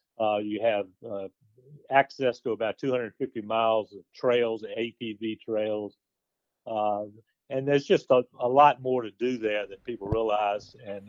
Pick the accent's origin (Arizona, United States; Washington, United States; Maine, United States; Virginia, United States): Virginia, United States; Lynchburg; I grew up in Lynchburg, Virginia, and became an architect in my hometown.